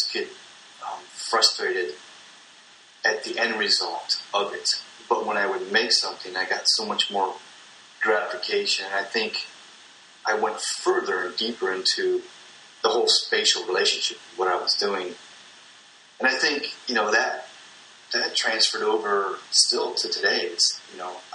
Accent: Akron, Ohio, United States; I was born in Akron, Ohio. We grew up kind of close to between Akron and Cleveland

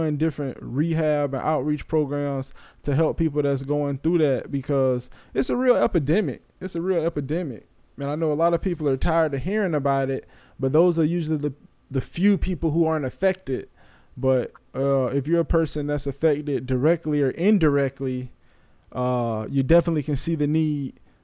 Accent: Bradenton, Florida, United States; growing up in Bradenton

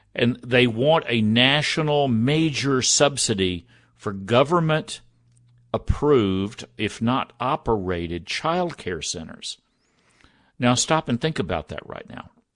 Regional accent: Texas, United States; growing up in Texas

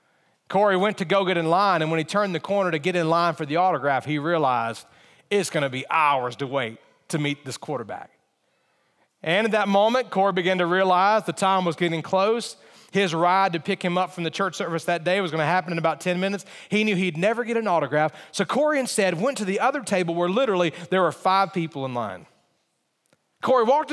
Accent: Montgomery, Alabama, United States; now in Harrisonburg, United States; I was in high school, and I lived in Montgomery, Alabama. That's where I grew up. That was my hometown

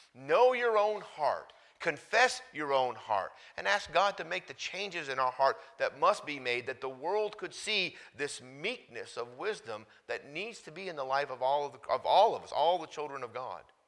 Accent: United States; I grew up in America going to church as a teenager

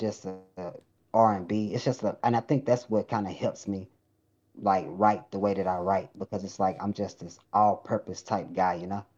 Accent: Lufkin, Texas, United States; also born or lived in Webster, Texas; I was fresh from Lufkin, country boy in the city

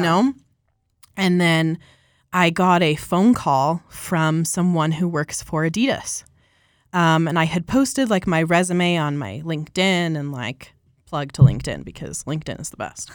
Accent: Colorado, United States; I'm from Colorado, born and raised here

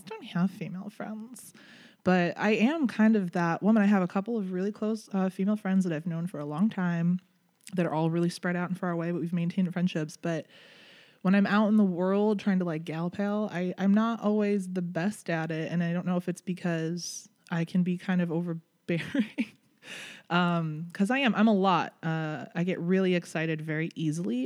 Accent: Chicago, Illinois, United States; moved away; I'm originally from Chicago

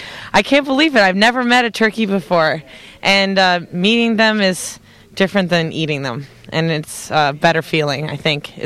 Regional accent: Toronto, Ontario, Canada; I'm from Toronto, Ontario, Canada.

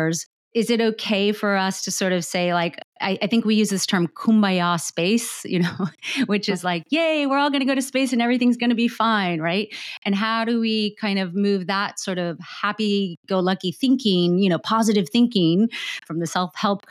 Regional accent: United States; I guess I can ask this as an American

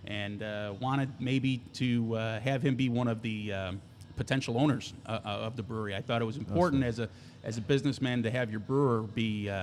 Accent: Lockport, Illinois, United States; I'm from Lockport

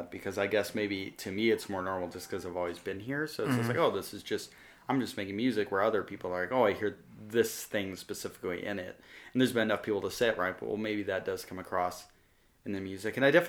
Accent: Amarillo, Texas, United States; oh, I'm 21, I'm from Amarillo, Texas, and I'm a musician

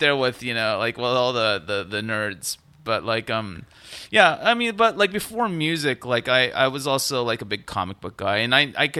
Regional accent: Fresno, California, United States; Now, mind you, I grew up in Fresno. I did not grow up in Los Angeles.

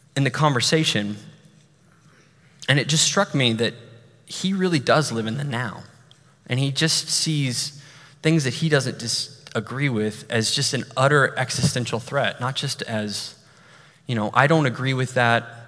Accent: Amarillo, Texas, United States; moved away; my hometown, Amarillo

